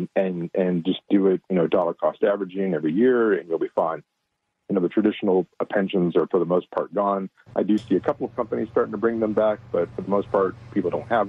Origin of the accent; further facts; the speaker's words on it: San Antonio, Texas, United States; I'm born and raised in San Antonio, Texas, Central Texas, great area, great place, great growth.